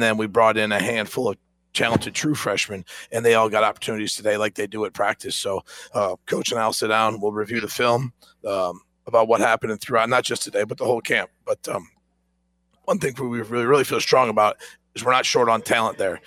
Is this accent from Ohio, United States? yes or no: yes; Ohio, United States; moved away as an adult; now in Greenville, United States; My family and I are like, hey, we're from Ohio